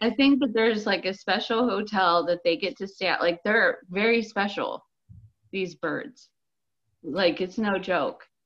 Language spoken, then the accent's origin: English; United States; We're so American